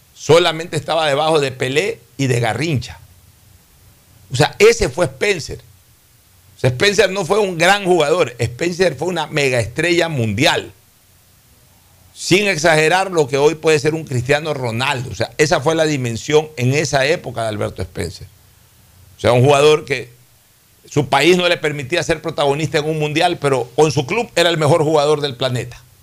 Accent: Guayaquil, Guayas, Ecuador; moved away; Somos guayaquileños y nos sentimos orgullosamente guayaquileños

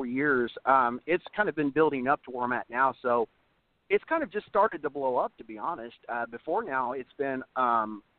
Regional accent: Southern Indiana, United States; moved away as an adult; now in Oklahoma, United States; growing up in Southern Indiana, I didn't really have much options. And so when I moved to Oklahoma back in 2015

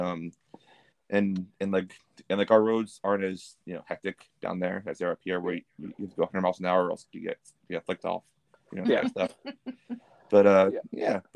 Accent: Pennsylvania, United States; moved away as an adult; now in Boston, United States; I'm from Pennsylvania originally.

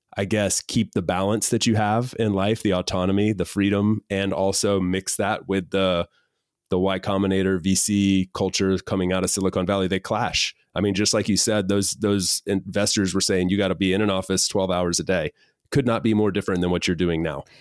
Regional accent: North Carolina, United States; also born or lived in Miami, Florida; I've spent four or five years there, and then moved to North Carolina

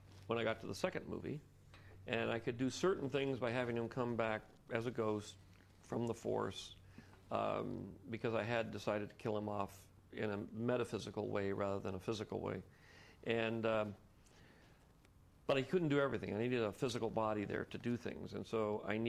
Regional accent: San Francisco, California, United States; I grew up in San Francisco here

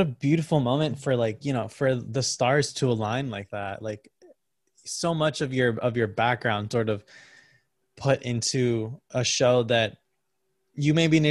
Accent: Connecticut, United States; I went to a tiny community college in my home state of Connecticut for theater arts.

